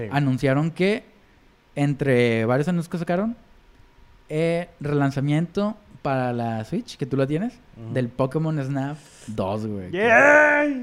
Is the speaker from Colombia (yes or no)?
no; Mexico